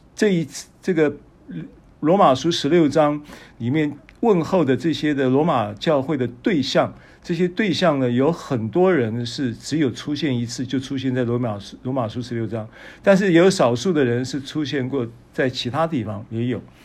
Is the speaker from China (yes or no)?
no; Taiwan; 我们是台湾来的